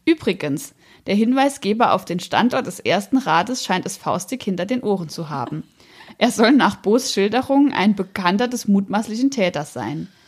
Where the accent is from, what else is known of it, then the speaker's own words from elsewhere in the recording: Rohrbach, Saarland, Germany; in Rohrbach, wo ich herkomme